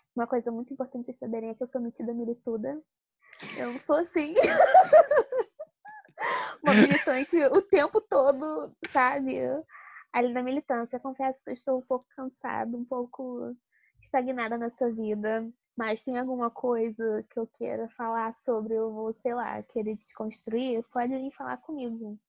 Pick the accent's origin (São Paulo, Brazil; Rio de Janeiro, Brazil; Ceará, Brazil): Rio de Janeiro, Brazil; eu sou aqui do Rio de Janeiro